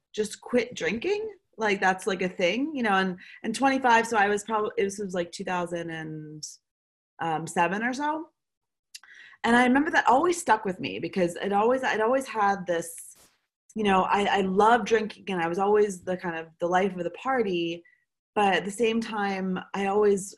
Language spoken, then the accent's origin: English; Baltimore, Maryland, United States; moved away as an adult; also born or lived in London / Chicago / Los Angeles / New York; now in Paris, France; I'm from Baltimore, Maryland originally. I currently live in Paris, France.